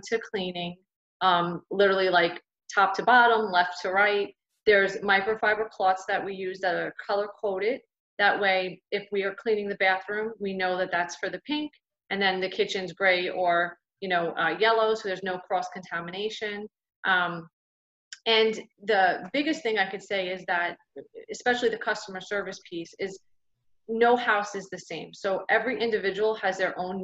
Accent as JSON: {"language": "English", "region": "New Jersey", "country": "United States", "moved": "as an adult", "lives_now": "Florida, United States", "said": "I'm from New Jersey"}